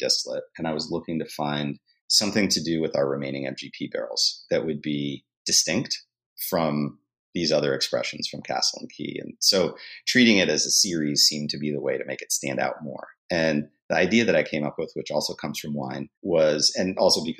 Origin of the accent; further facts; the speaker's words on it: outside of Boston, Massachusetts, United States; moved away as an adult; now in New Orleans, United States; I grew up in Massachusetts